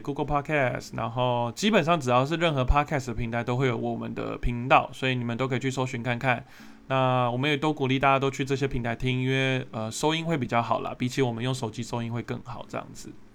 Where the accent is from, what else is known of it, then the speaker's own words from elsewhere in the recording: Taiwan; 因为我自己身为台湾人，我也会有这个坏习惯